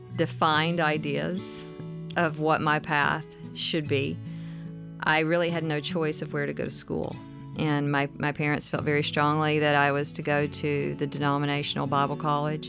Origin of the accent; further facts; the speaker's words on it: mountains of North Carolina, United States; moved away as an adult; now in Nashville, United States; I spent my childhood in Appalachia in the mountains of North Carolina